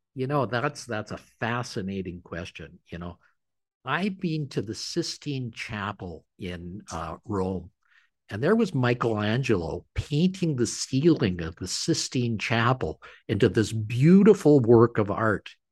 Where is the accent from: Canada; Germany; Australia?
Canada; I'm a Canadian.